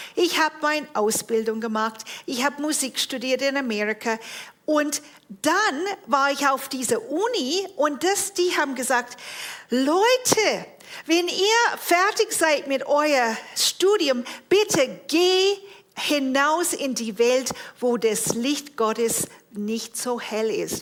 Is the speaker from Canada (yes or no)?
yes; Toronto, Ontario, Canada; moved away; Ich bin geboren und aufgewachsen in Toronto, Kanada